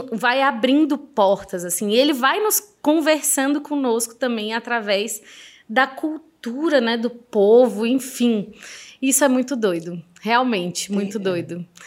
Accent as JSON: {"language": "Portuguese", "country": "Brazil", "tie": "born or raised there"}